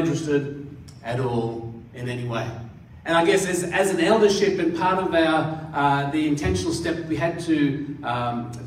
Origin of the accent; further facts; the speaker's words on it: Katoomba, New South Wales, Australia; also born or lived in India; I grew up in the Blue Mountains, and I spent 6 years at high school in Katoomba.